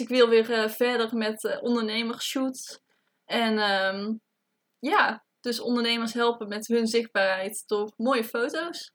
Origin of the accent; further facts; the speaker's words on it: Tilburg, North Brabant, Netherlands; ik kom uit Tilburg